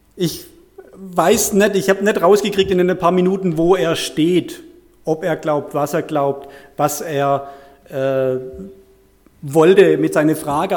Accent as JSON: {"language": "German", "area": "Heilbronn area", "region": "Baden-Württemberg", "country": "Germany", "also_born_or_lived": "Bad Liebenzell / Künzelsau", "moved": "as an adult", "lives_now": "Weidenbach, Germany", "said": "ich stamme ursprünglich aus, dem, aus der Gegend von Heilbronn, dort aus einer kleinen Gemeinschaft"}